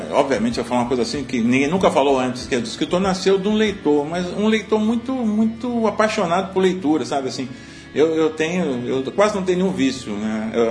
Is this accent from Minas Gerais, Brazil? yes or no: yes; Mãe Mirim, Minas Gerais, Brazil; born there; É, até porque eu nasci em Minas Gerais, numa cidadezinha é chamada Mãe Mirim, cujo grande, a grande cultura é exatamente café